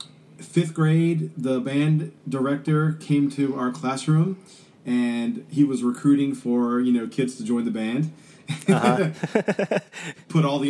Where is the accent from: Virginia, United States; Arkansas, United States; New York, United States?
Virginia, United States; Richmond; also born or lived in Sandston, Virginia; I'm a native of Richmond, Virginia. I grew up in the East End. My dad was an air traffic controller at the airport. He wanted to live close to the airport. So I grew up in Sandston, went to Highland Springs High School